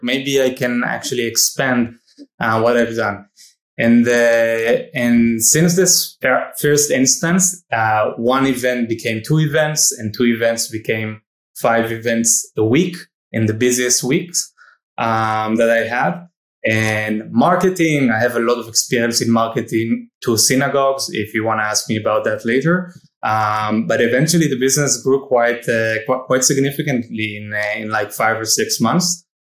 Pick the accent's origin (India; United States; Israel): Israel; I, I grew up in Israel